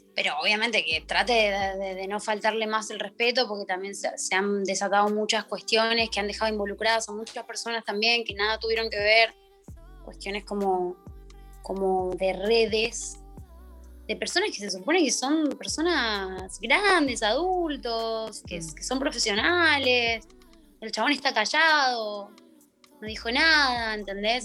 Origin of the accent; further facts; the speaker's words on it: Argentina; Plantarse como, como argentinos